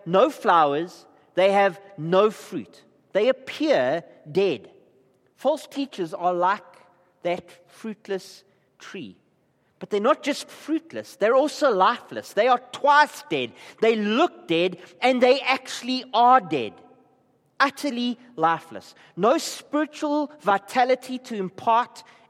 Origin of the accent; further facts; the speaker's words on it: Gqeberha, Eastern Cape, South Africa; I come from Klabecha.